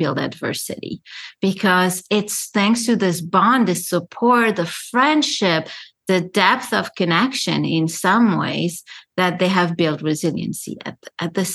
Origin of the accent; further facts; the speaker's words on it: Paris, Île-de-France, France; moved away as an adult; also born or lived in Lebanon; now in New York, United States; having been born in Lebanon, growing up in Paris, I never belonged because I was more European than the Lebanese